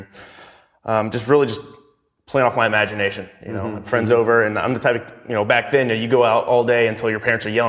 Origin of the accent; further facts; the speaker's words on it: Tennessee, United States; So I grew up in Tennessee. I'm from close to Nashville area, a little bit, about 50 miles south of it. So I grew up in very rural Tennessee, grew up on a river.